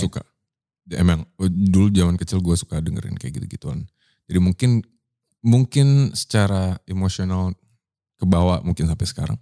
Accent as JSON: {"language": "Indonesian", "town": "Surabaya", "region": "East Java", "country": "Indonesia", "tie": "born or raised there", "also_born_or_lived": "Medan", "moved": "as an adult", "lives_now": "Jakarta, Indonesia", "said": "gue tumbuh di eh lahir di Medan, hmm. tumbuh di Surabaya, hmm. dewasa di Jakarta"}